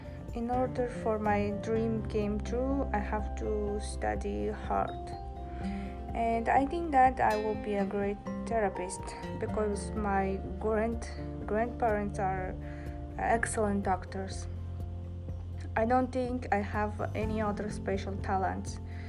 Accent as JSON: {"language": "English", "region": "Tashkent", "country": "Uzbekistan", "tie": "born or raised there", "first_language": "Uzbek", "second_language": "English", "moved": "as an adult", "lives_now": "New York, United States", "said": "I was born in Tashkent, capital of Uzbekistan. And my native language is Uzbek, and I can also speak Russian and English."}